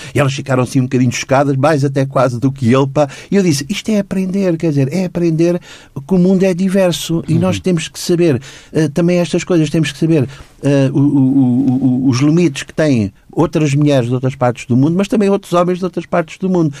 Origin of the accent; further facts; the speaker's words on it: Lisbon, Portugal; nasci nos Anjos em 54, quando, fui, quando os meus paizinhos me levaram a batizar na Igreja dos Anjos